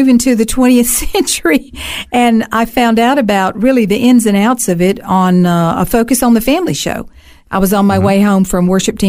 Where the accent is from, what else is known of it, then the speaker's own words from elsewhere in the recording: Alabama, United States; moved away as an adult; also born or lived in South Carolina, United States; now in Australia; I grew up in Alabama.